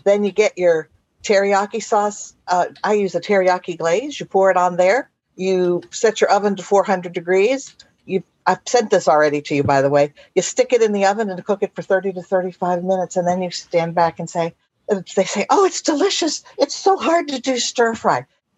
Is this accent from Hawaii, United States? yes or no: no; Bellingham, Washington, United States; And I'm from Bellingham, Washington, by the way.